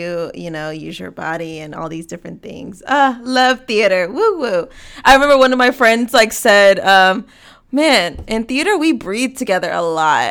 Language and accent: English; Atlanta, Georgia, United States; growing up in the South, you know, you in Jackson, me in Atlanta